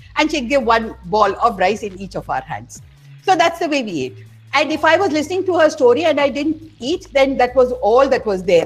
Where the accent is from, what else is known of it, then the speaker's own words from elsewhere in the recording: Tamil Nadu, India; I come from Tamil Nadu